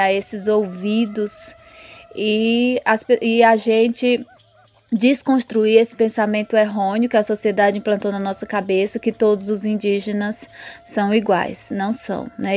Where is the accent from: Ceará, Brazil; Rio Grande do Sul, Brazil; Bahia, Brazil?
Ceará, Brazil; Tabajara territory, 400 km from Fortaleza, on the border with Piauí; moved away as an adult; also born or lived in São Paulo; do povo Tabajara. Nós estamos localizados a 400 quilômetros de Fortaleza, na divisa com o Piauí. Foi aonde eu cresci, nasci, cresci